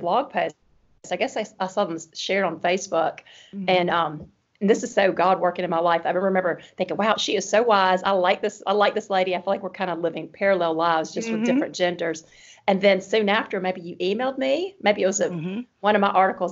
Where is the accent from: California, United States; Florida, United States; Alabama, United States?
Alabama, United States; Birmingham; accent: Alabama (Southern); a wife here in Birmingham, Alabama, as you can tell by my accent